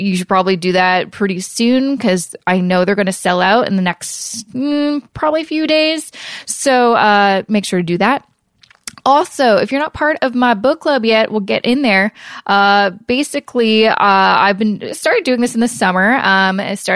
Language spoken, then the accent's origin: English; Canada; being a Canadian, you're like, oh, wait, we don't have 401ks